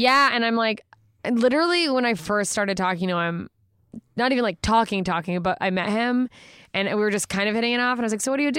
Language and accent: English; Anchorage, Alaska, United States; moved away; I grew up in Anchorage, Alaska